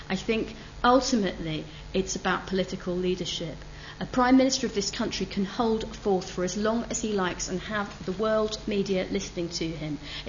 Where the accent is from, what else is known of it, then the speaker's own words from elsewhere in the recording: United Kingdom; I don't have a problem with the idea that I am British.